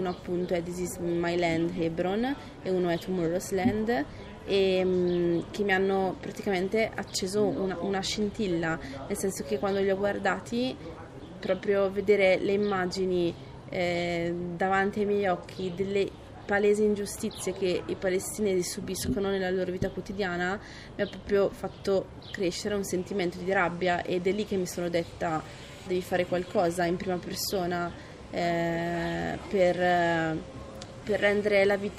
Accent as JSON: {"language": "Italian", "town": "Brescia", "region": "Lombardy", "country": "Italy", "moved": "yes", "said": "ho 25 anni, sono di Brescia"}